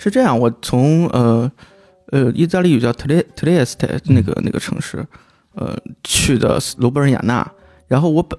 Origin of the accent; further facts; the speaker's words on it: China; 我我就我就说我是中国人